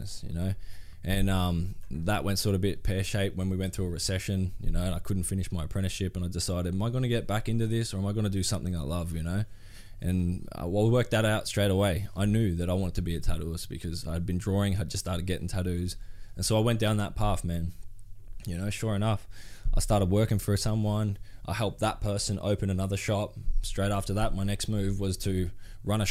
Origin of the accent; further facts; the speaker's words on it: Gold Coast, Queensland, Australia; I grew up on the Goldie